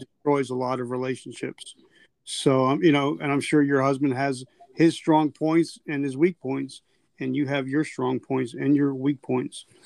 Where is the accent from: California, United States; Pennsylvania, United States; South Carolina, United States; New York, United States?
South Carolina, United States; I'm from South Carolina